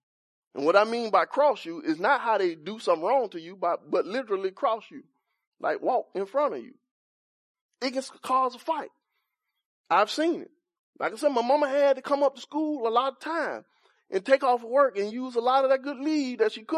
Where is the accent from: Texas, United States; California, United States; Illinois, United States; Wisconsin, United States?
Texas, United States; Cedar Park; So I was trying to live up to the reputation that I'm from Cedar Park.